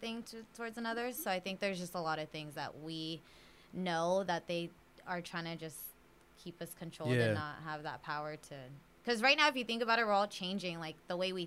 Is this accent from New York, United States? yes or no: no; San Jose, California, United States; now in Los Angeles, United States; I really am from San Jose.